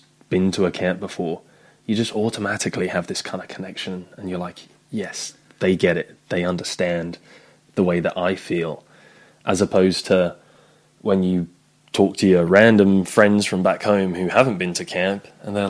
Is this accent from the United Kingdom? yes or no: yes; England, United Kingdom; I'm from England.